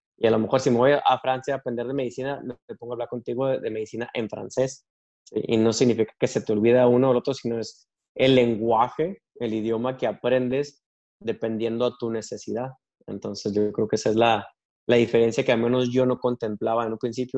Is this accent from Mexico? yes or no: yes; Delicias, Chihuahua, Mexico; moved away as an adult; now in United States; nací en Chihuahua, Chihuahua y crecí en Delicias, Chihuahua